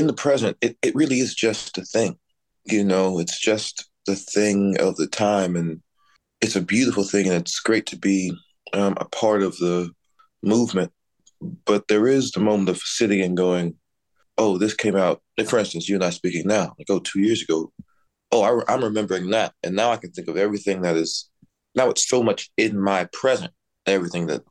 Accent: Dallas, Texas, United States; moved away; I grew up in Texas and spent my time between, you know, Dallas and our family farm down in central Texas

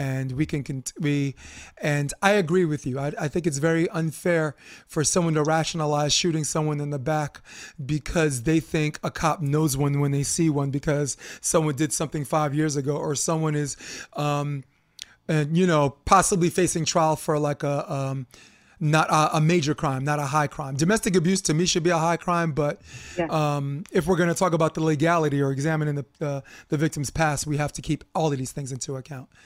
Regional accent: New York City, New York, United States; I'm a kid from Flatbush

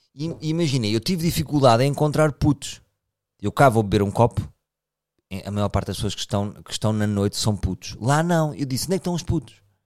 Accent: Portugal; Eu também sou português

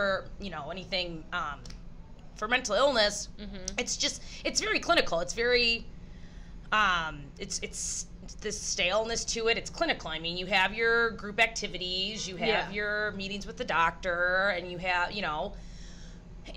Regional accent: Michigan, United States; we're from Michigan.

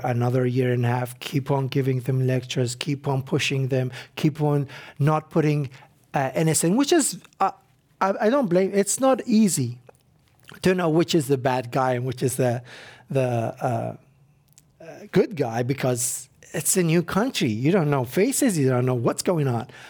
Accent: Iraq; moved away as an adult; now in United States

